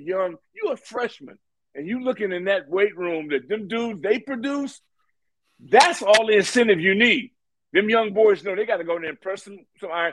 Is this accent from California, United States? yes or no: yes; Santa Ana, California, United States; moved away; I'm from Santa Ana, California, Orange County